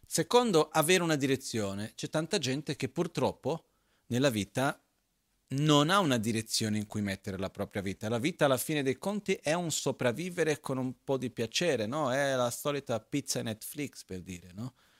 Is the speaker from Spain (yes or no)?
no; Tibet, China; sono cresciuto in monastero in Tibet, nella eh, cultura tibetana